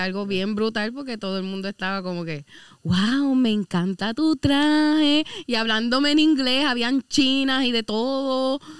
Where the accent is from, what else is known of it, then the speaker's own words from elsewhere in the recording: Caguas, Puerto Rico; also born or lived in Aguadilla / Guánica / Lares; Yo no soy de Guanica soy de Caguas